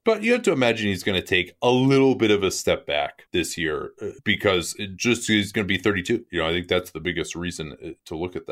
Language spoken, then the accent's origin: English; Chicago, Illinois, United States; accent: Chicago; I'm from Chicago